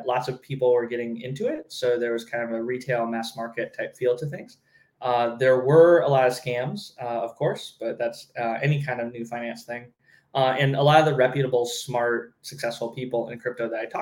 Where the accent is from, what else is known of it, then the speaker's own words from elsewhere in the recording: Southern California, United States; moved away as an adult; I grew up in Southern California